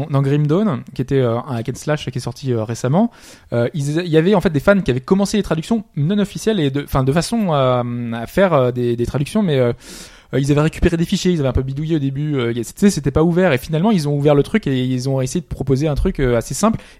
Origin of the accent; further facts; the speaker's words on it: France; On est français, on aime